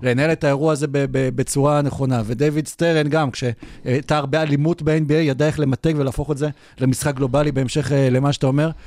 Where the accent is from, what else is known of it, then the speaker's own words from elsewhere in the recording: Israel; לנו בתור ישראלים